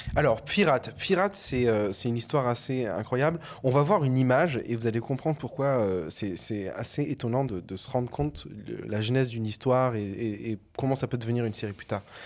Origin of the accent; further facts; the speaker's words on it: Avignon, Provence-Alpes-Côte d'Azur, France; also born or lived in Arles; je suis originaire d'Avignon, euh, Arles et tout ça, c'est mon bassin de vie en tout cas de ma jeunesse